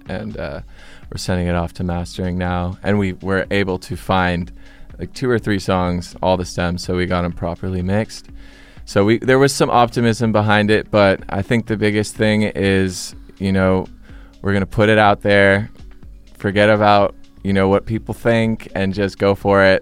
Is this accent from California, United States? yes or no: yes; Westlake Village, California, United States; we came from Westlake Village